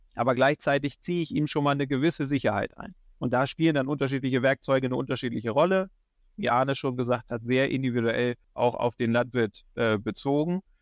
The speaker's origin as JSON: {"language": "German", "region": "Schleswig-Holstein", "country": "Germany", "also_born_or_lived": "Kiel", "moved": "as an adult", "lives_now": "Hildesheimer Börde, Germany", "said": "Bin ursprünglich aus Schleswig-Holstein"}